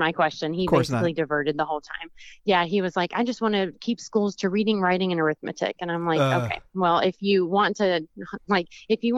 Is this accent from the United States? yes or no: yes; the South, United States; I'm from the South